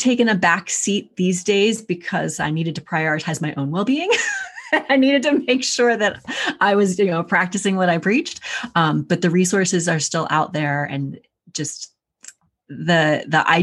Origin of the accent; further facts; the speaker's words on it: Pennsylvania, United States; moved away as an adult; now in Northern Virginia, United States; I'm from Pennsylvania originally